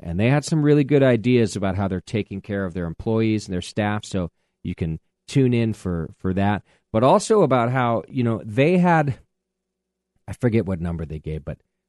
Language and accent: English; Southern California Mojave Desert, United States; moved away; I'm not from Arizona, but I am a desert rat. I'm from the Southern California Mojave Desert